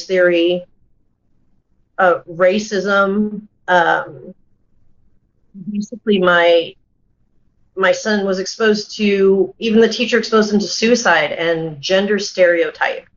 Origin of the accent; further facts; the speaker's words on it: United States; I was brought up in America, and my parents tried really hard to become Americanized